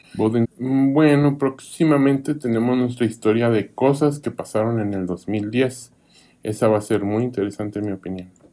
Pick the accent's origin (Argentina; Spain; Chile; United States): United States; Kansas; moved away as an adult; also born or lived in Arkansas / Sweden; now in Eagle County, United States; en Kansas, de donde yo soy